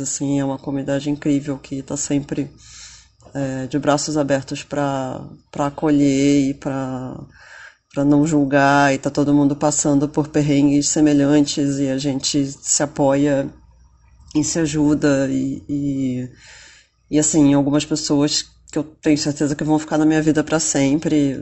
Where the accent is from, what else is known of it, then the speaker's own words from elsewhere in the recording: Rio de Janeiro, Brazil; eu sou do Rio de Janeiro uh, e em breve vou me mudar para São Paulo